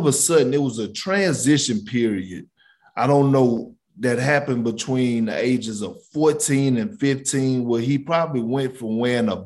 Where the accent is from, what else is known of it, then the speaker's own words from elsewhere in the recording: Beaumont, Texas, United States; born and raised in Beaumont, Texas